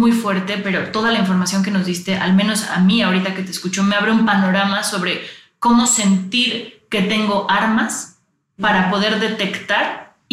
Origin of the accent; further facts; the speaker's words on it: Mexico; O sea, de verdad es como sociedad mexicana tenemos muchas cosas que cambiar.